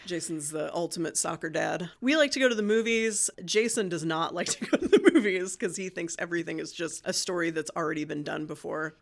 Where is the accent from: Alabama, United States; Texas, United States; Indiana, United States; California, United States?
Indiana, United States; Martinsville; moved away as an adult; also born or lived in Bloomington, Indiana; now in Muncie, United States; we moved to Martinsville for most of my growing up time